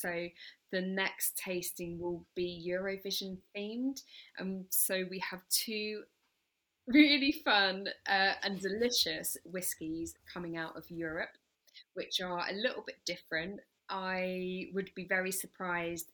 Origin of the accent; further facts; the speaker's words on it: England, United Kingdom; now in Brighton, United Kingdom; I live in Brighton, so I'm a real English, as you could probably tell from my accent